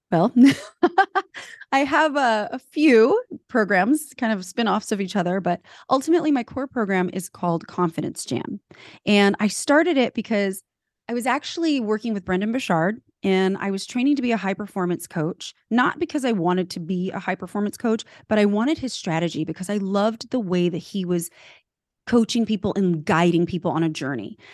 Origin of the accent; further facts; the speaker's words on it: California, United States; also born or lived in Switzerland; I was born in Switzerland, grew up in California.